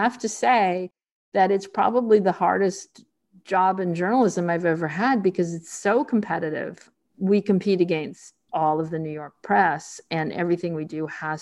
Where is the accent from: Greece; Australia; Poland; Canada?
Canada; moved away; also born or lived in Rio de Janeiro, Brazil; I come from Canada, and my first job was at the Globe